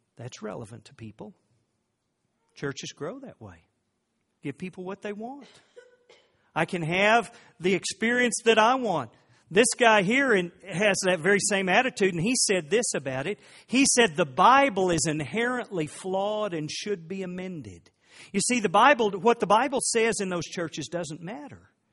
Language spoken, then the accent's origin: English; Oklahoma, United States; I grew up in Oklahoma